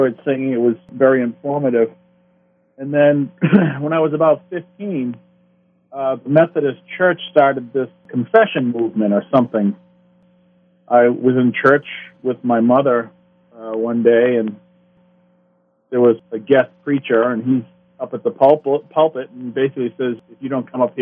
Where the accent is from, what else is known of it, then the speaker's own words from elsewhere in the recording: Peabody, Massachusetts, United States; I was born in Peabody, Massachusetts.